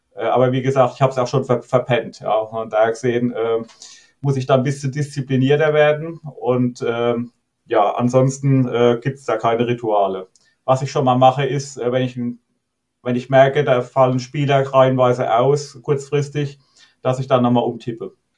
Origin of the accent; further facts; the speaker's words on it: Rhineland-Palatinate, Germany; also born or lived in Geinsheim; als Pfälzer ist man FCK-Fan